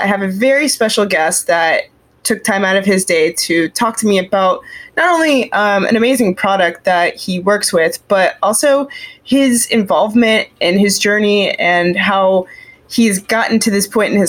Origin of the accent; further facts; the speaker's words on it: Arizona, United States; moved away; I grew up in Arizona. We don't have bears in the Southwest part where I was